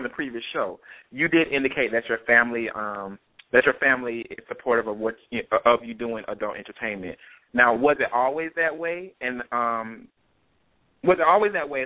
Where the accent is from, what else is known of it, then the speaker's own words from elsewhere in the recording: Atlanta, Georgia, United States; growing up in Atlanta